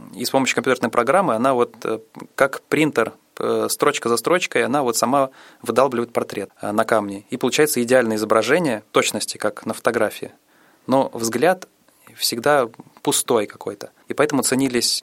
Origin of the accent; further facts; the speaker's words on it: Saransk, Mordovia, Russia; also born or lived in Okha, Sakhalin; С тех пор мы с мамой переехали в Мордовию, город Саранск. Там я и пошел в школу